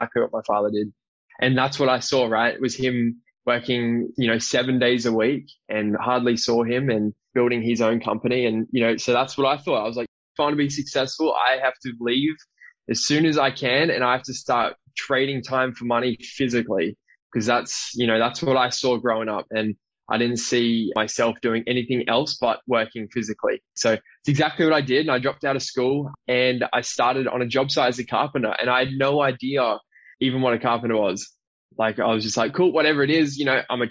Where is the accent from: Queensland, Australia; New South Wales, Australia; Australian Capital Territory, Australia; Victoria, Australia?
Queensland, Australia; Brisbane; also born or lived in South Africa; now in Gold Coast, Australia; I was born in South Africa. I'm from Brisbane. So I was born and I was raised in Brisbane.